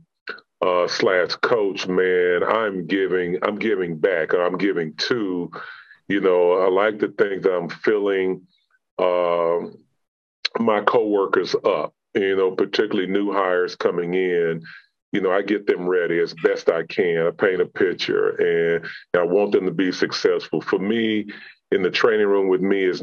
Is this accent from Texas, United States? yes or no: yes; Houston, Texas, United States; born and raised in Houston